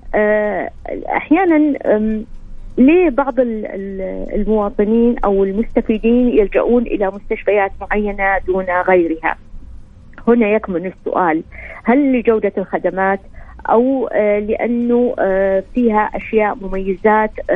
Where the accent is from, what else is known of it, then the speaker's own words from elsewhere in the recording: Saudi Arabia; عندنا في السعوديه